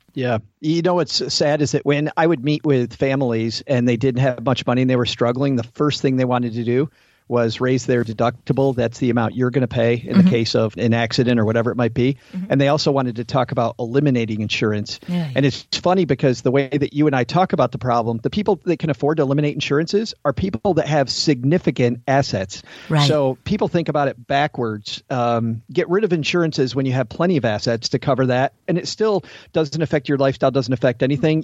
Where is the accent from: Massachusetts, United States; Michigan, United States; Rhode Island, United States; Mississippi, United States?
Michigan, United States; Southwest; accent: middle Midwestern; Southwest Michigan, close to the Indiana border